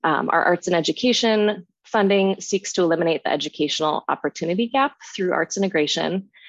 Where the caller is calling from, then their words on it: Seattle, Washington, United States; I am calling in from Seattle, Washington, on the lands of the Duwamish and Coast Salish people today.